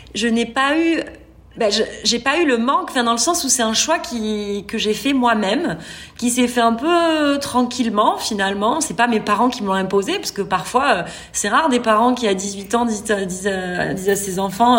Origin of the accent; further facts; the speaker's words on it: France; moved away as an adult; also born or lived in Qatar; now in Saudi Arabia; Je suis française expatriée en Arabie Saoudite